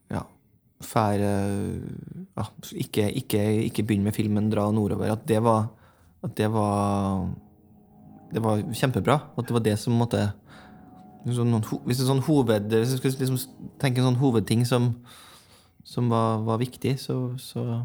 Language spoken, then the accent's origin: Norwegian; Lånke, Trøndelag, Norway; moved away as an adult; flytta vi inn på gamle småbruket der hvor jeg vokste opp, ute i Lånke.